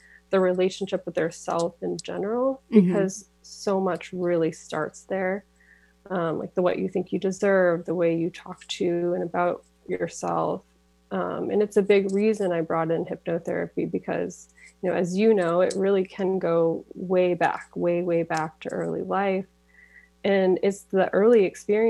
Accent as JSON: {"language": "English", "region": "Massachusetts", "country": "United States", "tie": "born or raised there", "moved": "as an adult", "lives_now": "Auburn, United States", "said": "I went to my home state of Massachusetts"}